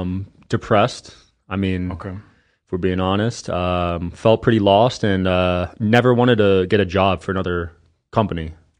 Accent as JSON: {"language": "English", "region": "East Coast", "country": "United States", "said": "I'm from the East Coast, so different mindset."}